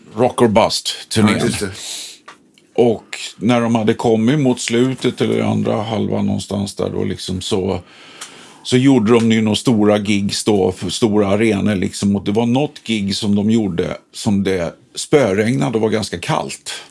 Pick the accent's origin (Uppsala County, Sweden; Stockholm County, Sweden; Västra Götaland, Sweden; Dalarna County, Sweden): Stockholm County, Sweden; Stockholm; i Sätra där vi kommer ifrån